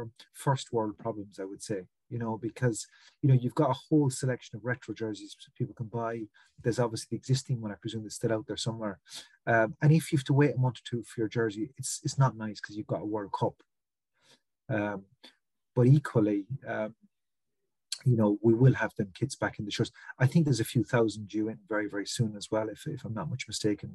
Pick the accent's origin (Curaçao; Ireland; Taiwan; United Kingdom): Ireland; Limerick, Munster; I'm from Limerick in the west of Ireland